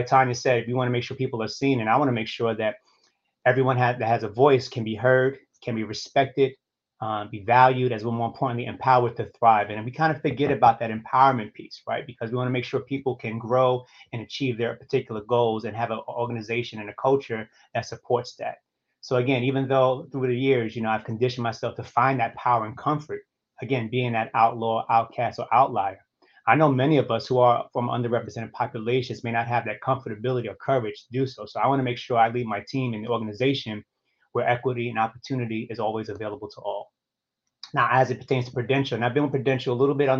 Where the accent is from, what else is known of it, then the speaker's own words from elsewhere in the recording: New York City, New York, United States; I'm from New York City originally, specifically Harlem, and I grew up, in Harlem during the 70s and 80s